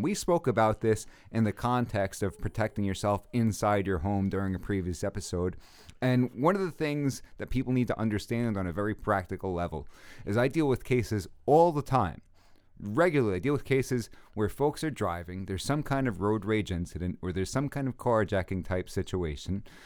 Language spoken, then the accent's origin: English; New York City, New York, United States; I'm from Brooklyn